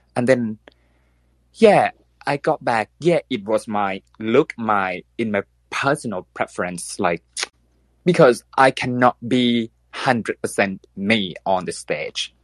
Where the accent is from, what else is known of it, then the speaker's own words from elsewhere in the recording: Thailand; English is a second language; I am from Thailand. So bear with me because uh, English is not my first language